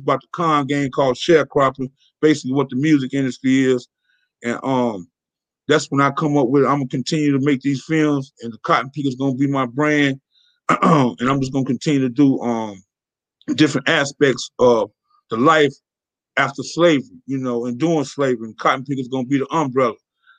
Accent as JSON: {"language": "English", "area": "Bay Area", "region": "California", "country": "United States", "said": "And I'm from the Bay Area"}